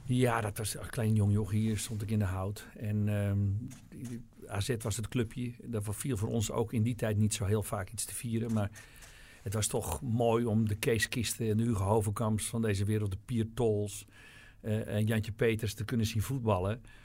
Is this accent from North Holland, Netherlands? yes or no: yes; Alkmaar, North Holland, Netherlands; En ik kwam uit Alkmaar.